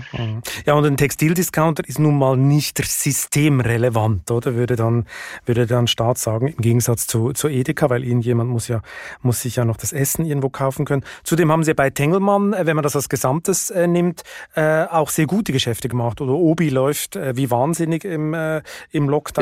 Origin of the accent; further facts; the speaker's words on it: Switzerland; moved away; mein Heimatland